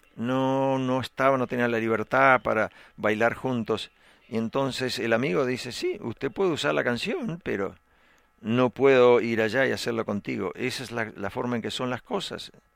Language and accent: Spanish; Texas, United States; soy tejano, soy un texano